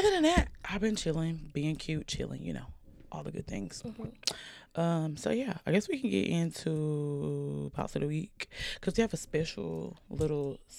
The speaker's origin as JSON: {"language": "English", "town": "Oxford", "region": "Alabama", "country": "United States", "moved": "yes", "lives_now": "Atlanta, United States", "said": "y'all know I'm from Oxford. And I'm moving back there."}